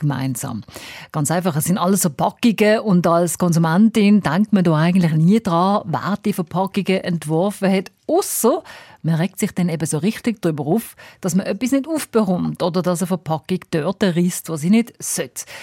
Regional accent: Switzerland; bei uns in der Schweiz

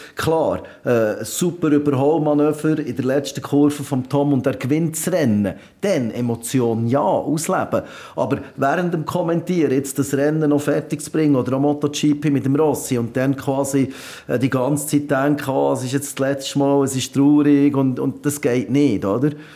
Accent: Switzerland; bei uns in der Schweiz

